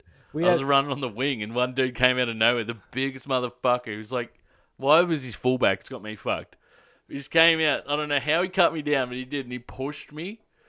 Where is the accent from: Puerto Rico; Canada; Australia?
Australia; I'm from Australia.